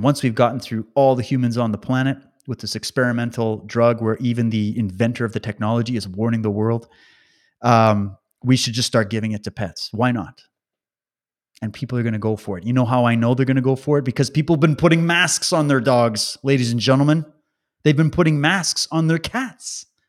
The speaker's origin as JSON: {"language": "English", "region": "Alberta", "country": "Canada", "tie": "born there", "said": "I was born in Alberta, just so you know. So I have a connection to that part of Canada."}